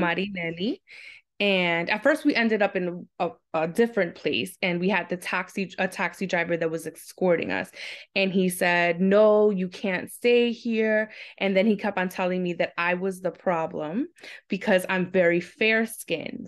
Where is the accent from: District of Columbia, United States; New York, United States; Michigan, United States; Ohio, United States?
New York, United States; New York City; I'm born and raised in Queens, New York.